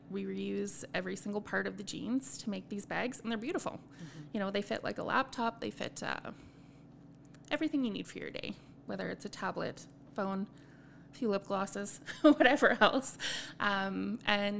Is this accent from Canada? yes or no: yes; Edmonton, Alberta, Canada; moved away; I grew up in Edmonton, very multicultural. And then I moved to a community that's not as multicultural.